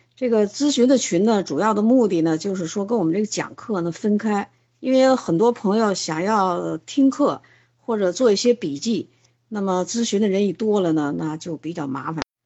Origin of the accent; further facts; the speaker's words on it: China; 这是我们中国人吃的三大动物型的肉